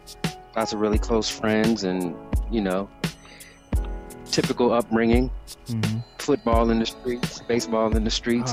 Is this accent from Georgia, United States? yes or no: yes; Columbus, Georgia, United States; moved away as an adult; also born or lived in Germany / Miami, Florida; I was born in Germany. I was there until I was around 5 years old, and then I moved to the States and eventually ended up in Columbus, Georgia, where I pretty much grew up.